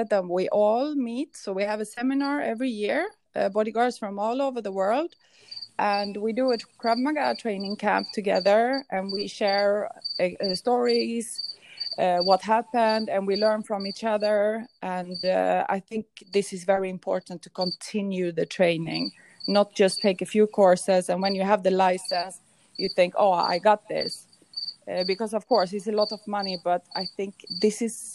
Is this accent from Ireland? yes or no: no; Stockholm, Stockholm County, Sweden; moved away; also born or lived in an island in the Mediterranean; I grew up in Stockholm in Sweden